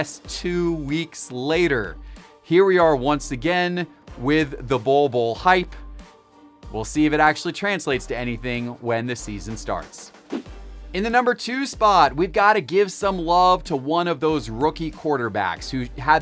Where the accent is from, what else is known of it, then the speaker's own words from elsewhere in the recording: Atlanta, Georgia, United States; my hometown Atlanta Braves